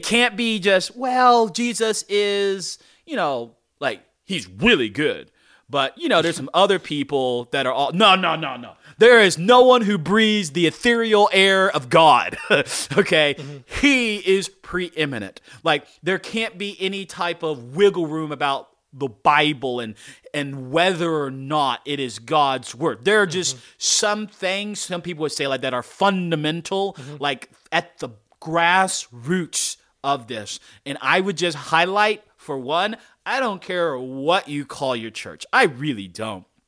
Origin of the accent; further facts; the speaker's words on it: North Carolina, United States; I'm a black guy and I grew up in North Carolina.